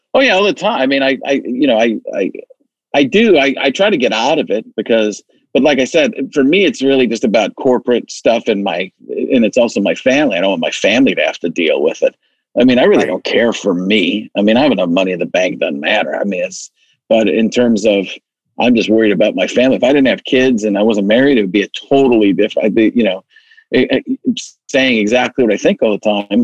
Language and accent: English; Wisconsin, United States; I grew up in Wisconsin, so I was uh, growing up pretty much a Packer fan by state law